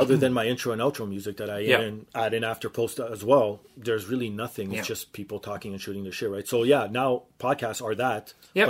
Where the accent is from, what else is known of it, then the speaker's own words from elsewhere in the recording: Toronto, Ontario, Canada; because we're from Toronto